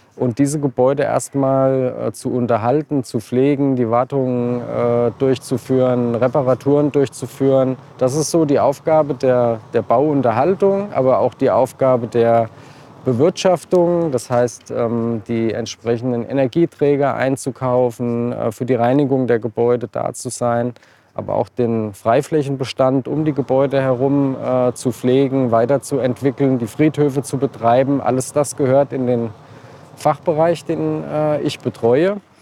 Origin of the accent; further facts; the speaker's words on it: Marburg, Hesse, Germany; Ich bin hier geboren und habe Gymnasium Martin-Luther-Schule Abitur gemacht